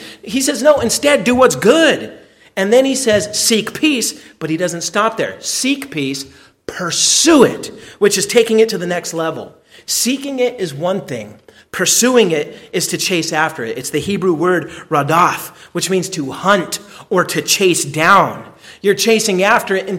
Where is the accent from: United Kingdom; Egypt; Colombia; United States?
United States; I'm an American